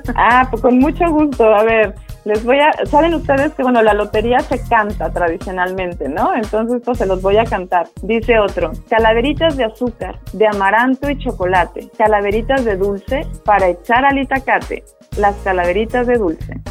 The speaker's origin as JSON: {"language": "Spanish", "region": "Oaxaca", "country": "Mexico", "said": "Yo soy oaxaqueña y toda mi vida he tenido un altar en casa"}